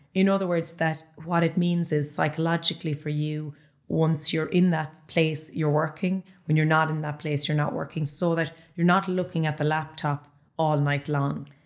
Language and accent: English; Ballyheigue, Munster, Ireland; I'm from Ballyhigh